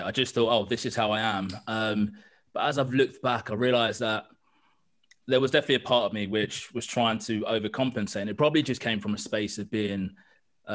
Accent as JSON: {"language": "English", "region": "London", "country": "United Kingdom", "tie": "born or raised there", "said": "I grew up in East London on the borderline of Essex"}